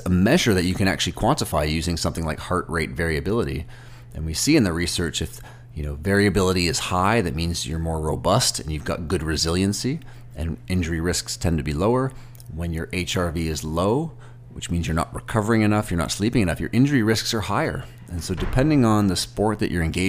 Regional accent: Toronto, Ontario, Canada; I'm from Toronto

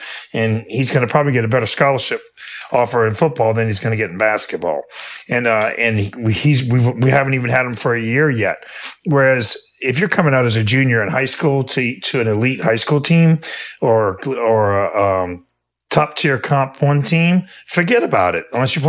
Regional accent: Louisiana, United States; And I'm from Louisiana.

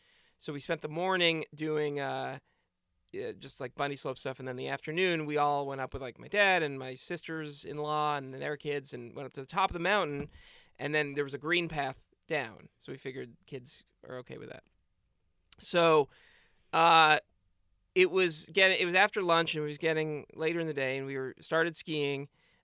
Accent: New England, United States; I mean, I grew up skiing in New England, but then as an adult, I haven't skied at all.

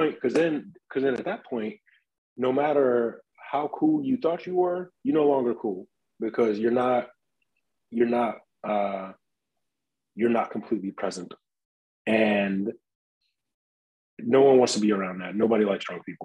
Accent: Detroit, Michigan, United States; I grew up in Detroit

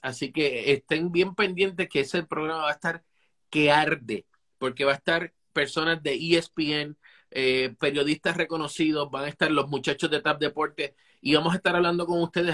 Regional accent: Puerto Rico; Somos boricuas

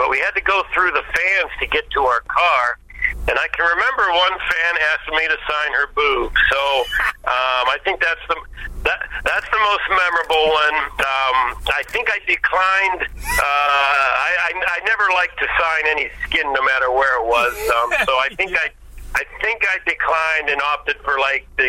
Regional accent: Pittsburgh, Pennsylvania, United States; I'm from the Pittsburgh area

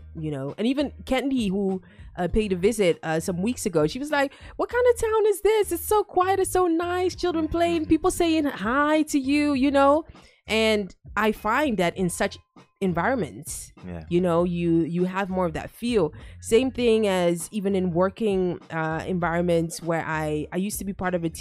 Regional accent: Ghana; moved away; as far as Ghanaians are concerned, in working environment, they call us relatively kind

